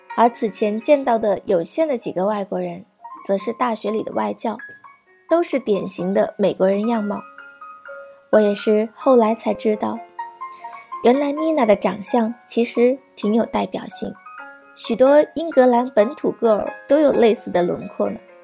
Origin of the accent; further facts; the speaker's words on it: southern China, China; moved away as an adult; also born or lived in Beijing; 我来自南方小城